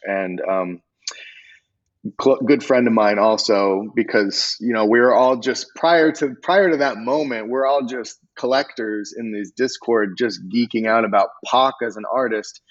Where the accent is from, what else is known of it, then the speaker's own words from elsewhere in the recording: Arizona, United States; also born or lived in Los Angeles; growing up in Arizona